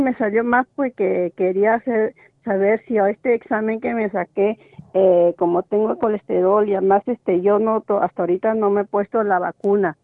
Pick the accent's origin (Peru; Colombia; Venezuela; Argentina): Peru; yo soy peruana